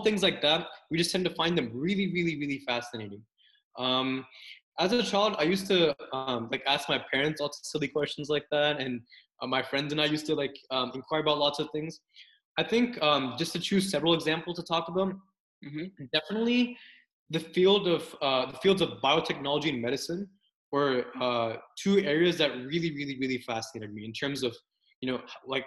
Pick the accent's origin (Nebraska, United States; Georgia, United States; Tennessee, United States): Tennessee, United States; Brentwood; also born or lived in New Jersey / Arizona / Kentucky / Nashville, Tennessee; I'm from Brentwood, Tennessee. Brentwood's basically like a suburb in the greater Nashville area of Tennessee. And I pretty much grew up here as well